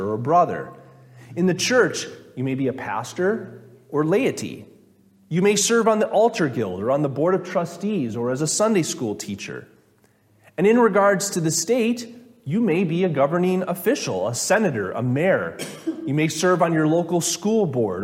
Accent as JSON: {"language": "English", "region": "Minnesota", "country": "United States", "said": "I'm from Minnesota"}